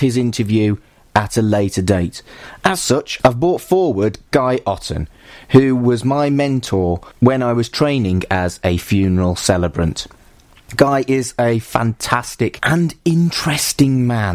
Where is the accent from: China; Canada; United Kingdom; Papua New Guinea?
United Kingdom; Wolverhampton, West Midlands; moved away as an adult; now in Manchester, United Kingdom; I've lived here longer than I lived in Wolverhampton, where I'm from.